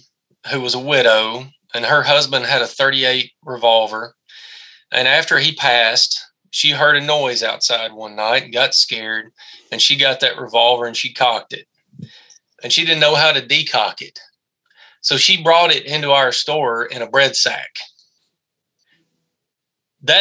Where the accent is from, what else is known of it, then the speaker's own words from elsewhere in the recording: Tennessee, United States; My home state is Tennessee